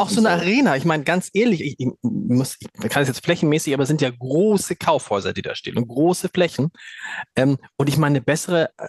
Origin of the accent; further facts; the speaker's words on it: Hamburg, Germany; wo man als Hamburger sagt, ja, danke, wissen wir.